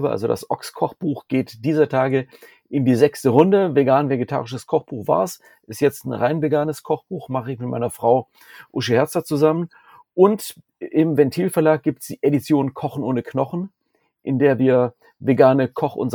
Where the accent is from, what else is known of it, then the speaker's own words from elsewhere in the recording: Southern Germany, Germany; moved away as an adult; now in Essen, Germany; Dort bin ich äh, Anfang der 90er nach Essen gezogen aus meinem süddeutschen Kaff, wo ich herkomme.